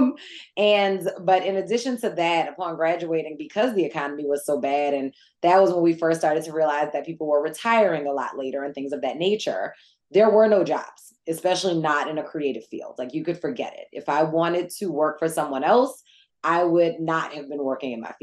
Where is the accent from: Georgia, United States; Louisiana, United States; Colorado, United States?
Louisiana, United States; New Orleans; also born or lived in New York; I'm from New Orleans, born and bred.